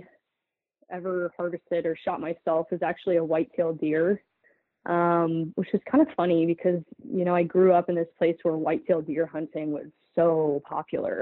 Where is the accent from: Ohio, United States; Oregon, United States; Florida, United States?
Ohio, United States; Northeast; moved away as an adult; also born or lived in Rochester, New York / Jackson Hole, Wyoming; now in Portland, United States; I'm from Northeast Ohio